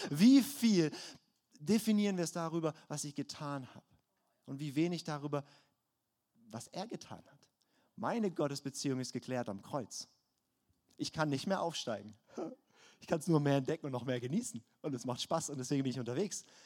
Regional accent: Baden-Württemberg, Germany; ich komme aus dem Schwarzwald, ich kenne mich aus.

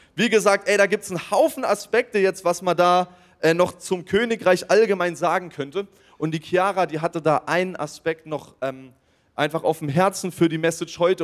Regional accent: Germany; als Deutscher.

